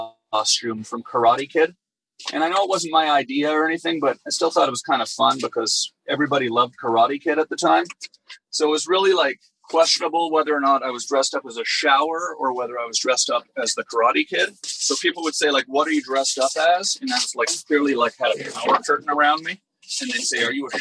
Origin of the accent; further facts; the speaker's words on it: Canada; now in Los Angeles, United States; I'm Canadian. I'm American too, by the way. I became a U.S. citizen last year. But, you know, I live in Los Angeles now.